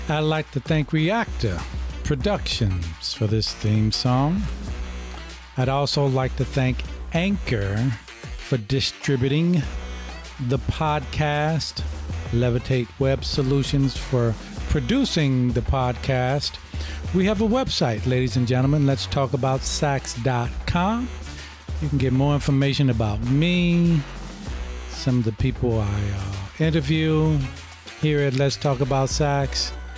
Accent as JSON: {"language": "English", "town": "St. Louis", "region": "Missouri", "country": "United States", "said": "I'm from St. Louis"}